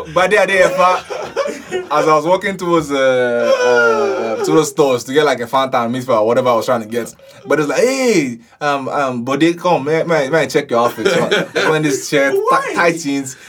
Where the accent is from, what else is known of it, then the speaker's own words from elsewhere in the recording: Ibadan, Oyo, Nigeria; moved away; We grew up in Ibadan